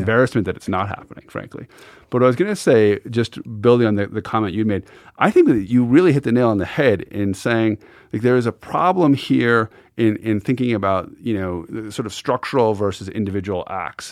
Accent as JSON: {"language": "English", "region": "Montana", "country": "United States", "tie": "born or raised there", "moved": "yes", "said": "as a boy growing up in Montana"}